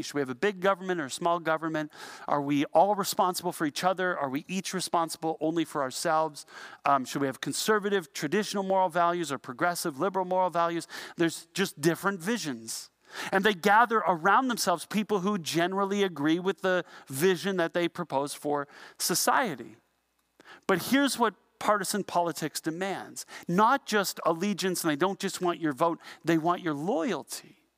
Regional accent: Ontario, Canada; we're from Canada

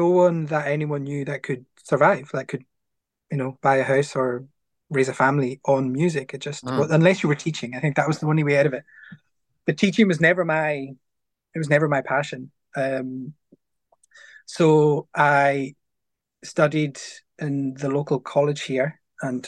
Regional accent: Stornoway, Scotland, United Kingdom; I grew up in town. I grew up in Stornoway, so I'm a townie.

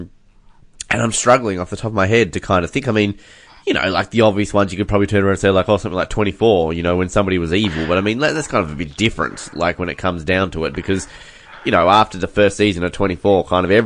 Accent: Australia; as an Australian

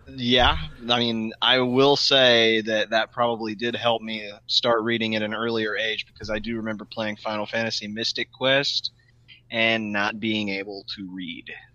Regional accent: United States; being an American

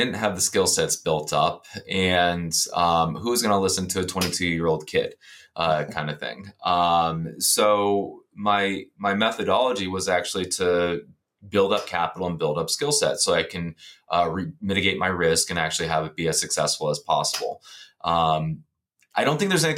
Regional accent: Ohio, United States; moved away as an adult; also born or lived in Texas; now in Pittsburgh, United States; I'm originally from Ohio.

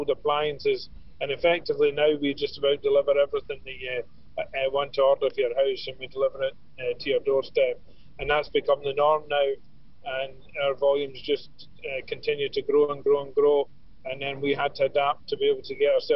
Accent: Glasgow, Scotland, United Kingdom; moved away as an adult; now in Ireland; I'm from Glasgow. I came over for a 2-week holiday to Ireland about 40 years ago

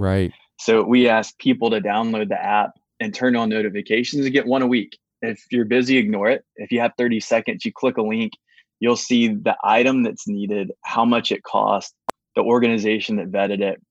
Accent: Baton Rouge, Louisiana, United States; moved away; also born or lived in Atlanta; I was born in Baton Rouge

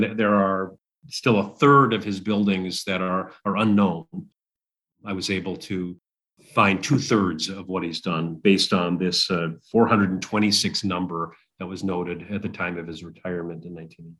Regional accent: Upper Peninsula, Michigan, United States; I'm originally from the Upper Peninsula. I grew up there. Several generations of my family lived there.

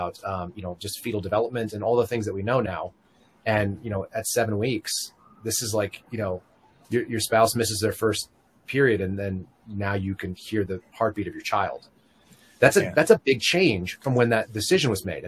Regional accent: San Francisco, California, United States; moved away; I grew up in the Bay Area for a number of years in San Francisco

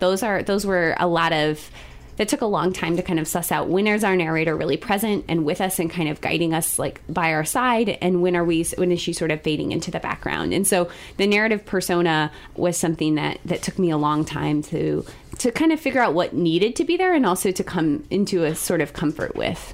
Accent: Columbia, Missouri, United States; I grew up here in Columbia, so sophomore at Rockbridge High School

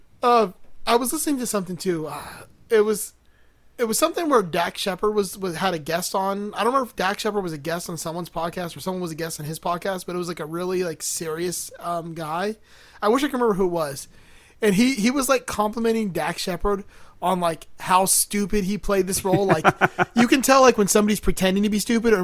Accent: Miami, Florida, United States; I grew up in Miami

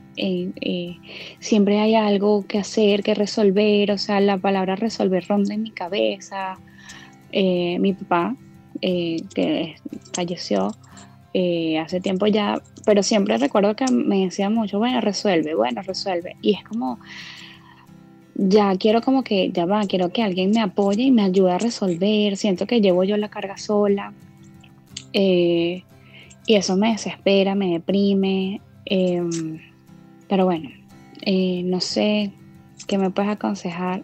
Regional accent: Venezuela; now in Orlando, United States; soy venezolana, vivo en Orlando, Florida, en Estados Unidos.

